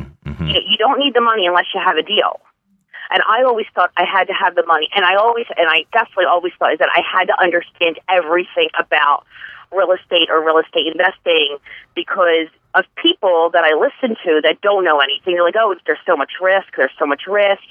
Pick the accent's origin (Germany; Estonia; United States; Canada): United States; Bucks County, Pennsylvania; I was born and raised in the Bucks County area.